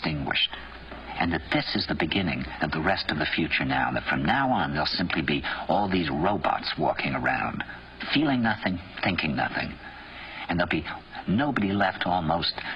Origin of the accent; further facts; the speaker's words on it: New York, United States; "Where are you from?" And I said, "New York."